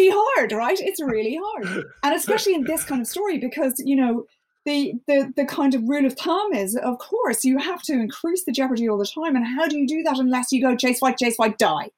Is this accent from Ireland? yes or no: yes; Ireland; as an Irish person